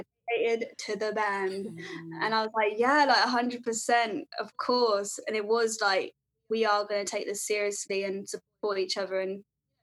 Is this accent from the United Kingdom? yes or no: yes; London, United Kingdom; I'm from London.